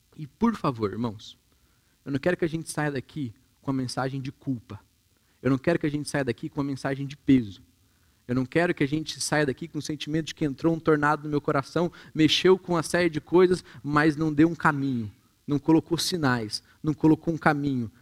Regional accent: Minas Gerais, Brazil; moved away; eu também vim de Minas

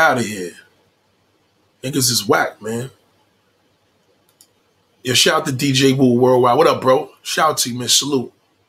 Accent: Miami, Florida, United States; I'm from Miami.

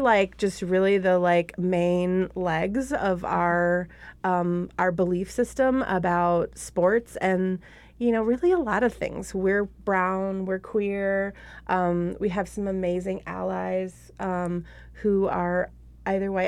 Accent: Buffalo, New York, United States; now in Minneapolis, United States; It started out in Buffalo, New York, which is my hometown

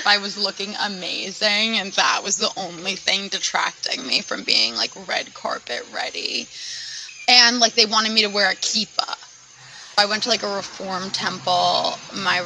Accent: Sea Cliff, New York, United States; I'm from Seacliff, New York, which is on Long Island, Nassau County, North Shore, to be specific.

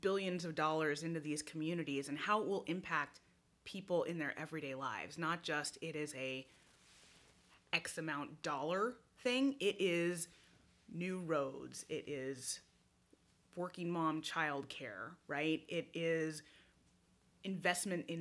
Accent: Oregon, United States; moved away as an adult; I got my start in Oregon. That's where I grew up.

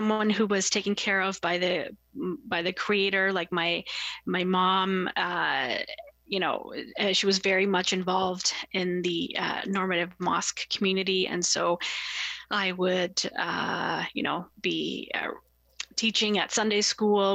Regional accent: Toronto, Ontario, Canada; I grew up in Scarborough in like a very racially and religiously diverse community

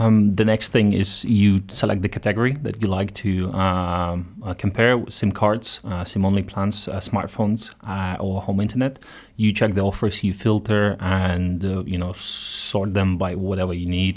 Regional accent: Ukraine; moved away as an adult; also born or lived in Netherlands / Belgium; now in Luxembourg; I'm Ukrainian originally, so I've been out for ten years already

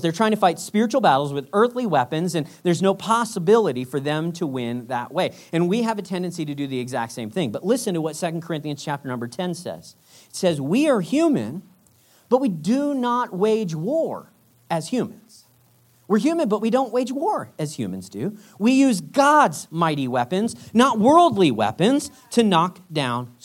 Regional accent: United States; moved away; as an American

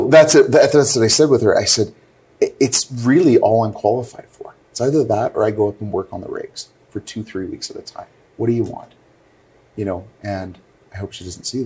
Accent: Northern Alberta, Canada; now in Calgary, Canada; I grew up in Northern Alberta

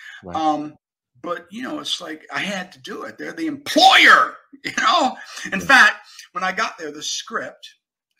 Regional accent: Buffalo, New York, United States; moved away; I'm from Buffalo, New York.

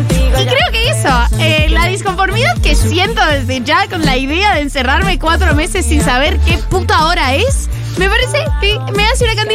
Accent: Colombia; soy colombiana, tengo 31 años

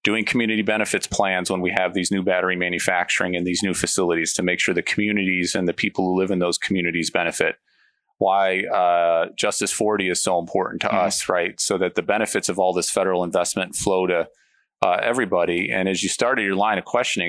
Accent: Illinois, United States; I grew up in a steel mill community in a small town in Illinois, a very polluted place

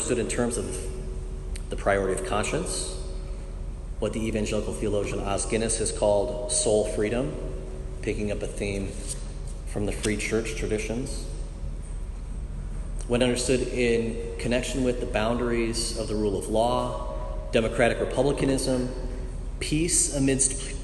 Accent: Michigan, United States; moved away; also born or lived in Virginia / California; I'm a northerner from Michigan by way of Virginia and California

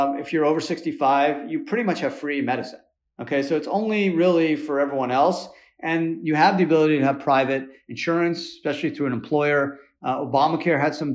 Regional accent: Montreal, Quebec, Canada; now in Miami, United States; I grew up in Montreal, really diverse, avant-garde, you know, liberal type.

